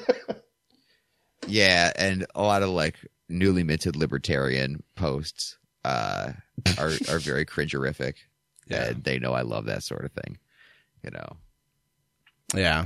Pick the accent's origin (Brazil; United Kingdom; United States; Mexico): United States; Chardon, Ohio; moved away as an adult; also born or lived in Michigan; now in Philadelphia, United States; my hometown of Chardon, Ohio